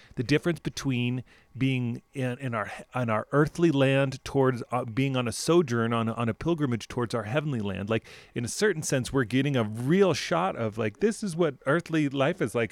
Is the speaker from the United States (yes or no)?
yes; United States; as an American people